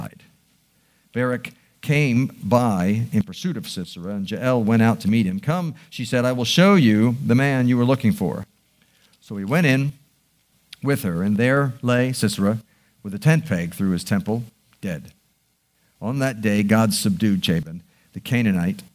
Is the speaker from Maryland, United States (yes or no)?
yes; Baltimore, Maryland, United States; I'm a Baltimore boy. I born and raised in Baltimore